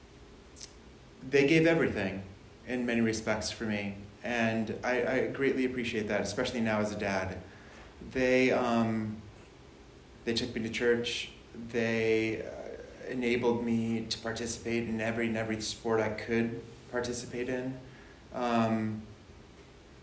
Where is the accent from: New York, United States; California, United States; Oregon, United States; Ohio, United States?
Ohio, United States; Cleveland; moved away as an adult; also born or lived in United Kingdom; I'm from the Cleveland area. Grew up there